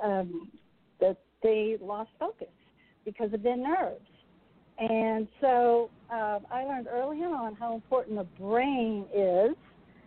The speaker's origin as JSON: {"language": "English", "region": "Massachusetts", "country": "United States", "tie": "born or raised there", "moved": "as an adult", "said": "I grew up in Massachusetts"}